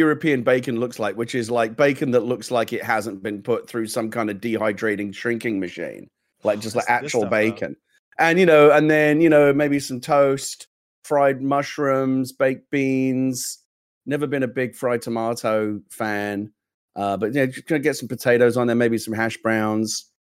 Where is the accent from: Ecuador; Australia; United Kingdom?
United Kingdom; England; moved away; I'm English